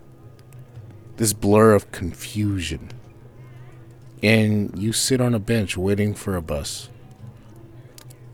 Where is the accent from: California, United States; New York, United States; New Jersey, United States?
California, United States; we're from the same West Coast. We're from California